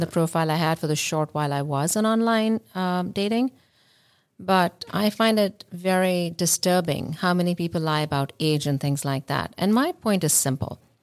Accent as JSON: {"language": "English", "country": "India", "moved": "yes", "said": "I come from India"}